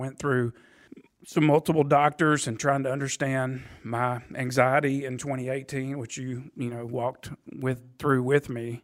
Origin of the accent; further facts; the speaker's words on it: Nashville, Tennessee, United States; also born or lived in Tuscaloosa, Alabama; I am a Nashville native